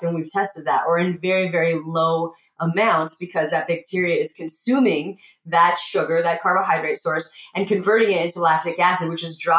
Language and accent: English; Montana, United States; I grew up in Montana.